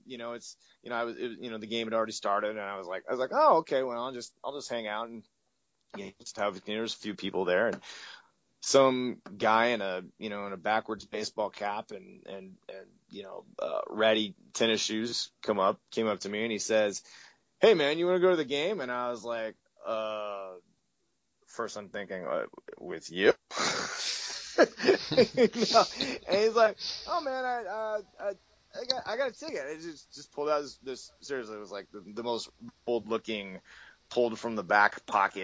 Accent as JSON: {"language": "English", "town": "Eugene", "region": "Oregon", "country": "United States", "tie": "born or raised there", "also_born_or_lived": "Portland, Oregon", "moved": "yes", "said": "I grew up in the Eugene Springfield area."}